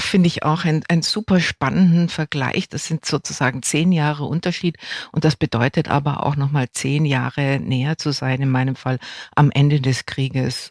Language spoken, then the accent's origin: German; West Germany, Germany; ich bin in Westdeutschland aufgewachsen